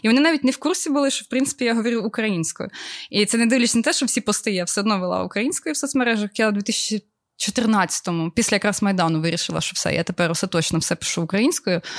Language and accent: Ukrainian; Obukhiv, Kyiv Oblast, Ukraine; also born or lived in Ukrainka; я народилася в місті Обухові. Я прожила там до 15 років, по-моєму, чи 16, а потім я переїхала в місто Українка, яке я дійсно вважаю своїм рідним